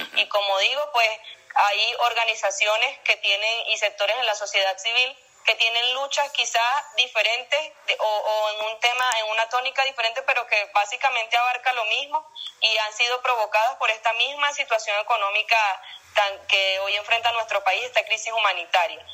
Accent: Venezuela; tenemos una responsabilidad como venezolanos

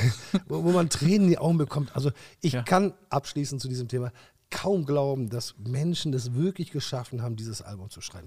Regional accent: Germany; Wir sind ja auch Deutsche

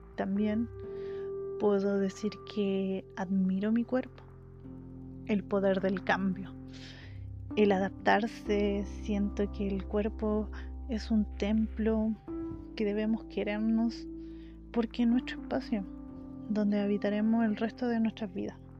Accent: Chile; soy de Chile

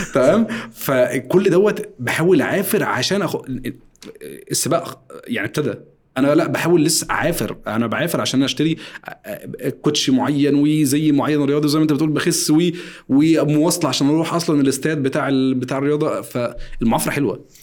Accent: Egypt; احنا عندنا في مصر

